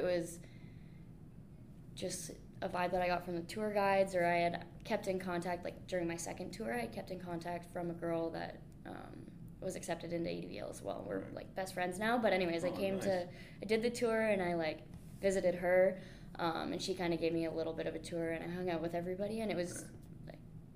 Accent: Grand Bend, Ontario, Canada; my hometown, Grand Bend

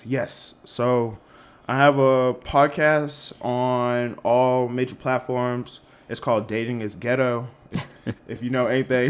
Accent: Malden, Massachusetts, United States; moved away as an adult; also born or lived in Lexington, Kentucky; I am from Malden, Massachusetts, like outside of Boston. Undergrad, I went to University of Kentucky because, you know, growing up in around the Boston area

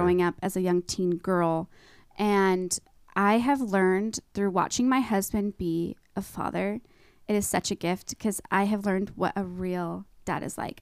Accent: East Wenatchee, Washington, United States; I'm born and raised in Wenatchee

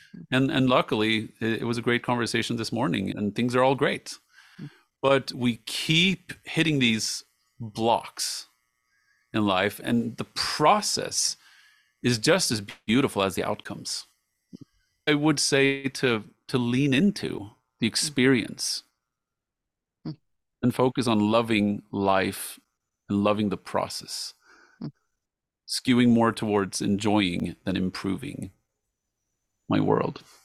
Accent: Sweden; moved away; also born or lived in United States / England / Jordan; live in my home country, Sweden

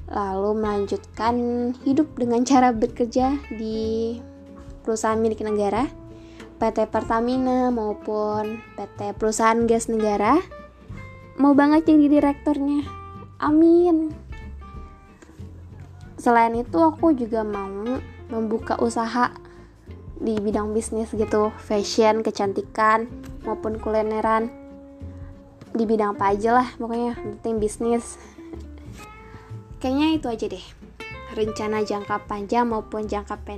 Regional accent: Depok, West Java, Indonesia; asal aku dari kota Depok.

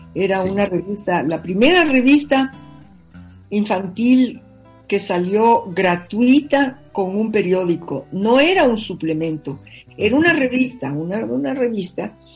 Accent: Ecuador; así somos los ecuatorianos

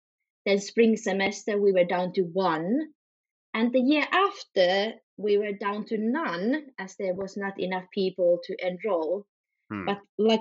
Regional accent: Finland; moved away as an adult; now in Guangzhou, China; I'm from Finland, but since 2010, I have been studying and then working in Guangzhou

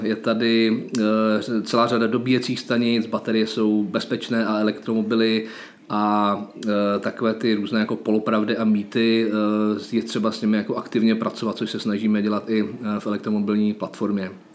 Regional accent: Czechia

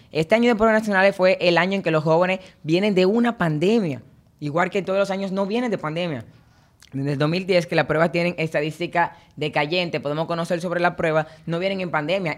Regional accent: Dominican Republic; Como estudiantes dominicanos

